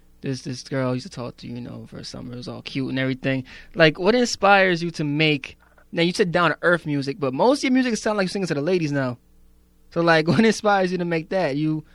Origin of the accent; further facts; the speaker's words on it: Jamaica; I'm Jamaican. You don't hear an inch of that on me right now.